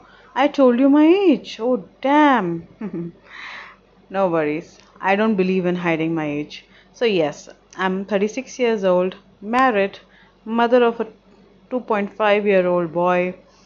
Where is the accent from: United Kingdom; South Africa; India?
India; Delhi; I stay in Delhi, born and brought up in Delhi. Currently, I'm 36 years old.